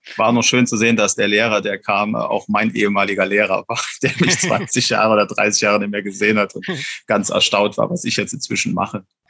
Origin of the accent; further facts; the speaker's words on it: Wallerfangen, Saarland, Germany; also meine Heimat quasi. Ich, ich komme genau aus dieser Gemeinde, stamme ich auch selbst.